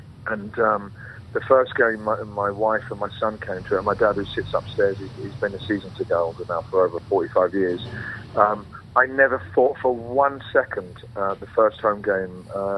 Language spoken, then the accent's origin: English; London, United Kingdom; We're from East Acton Lane, so we're just a mile away from Loftus Road.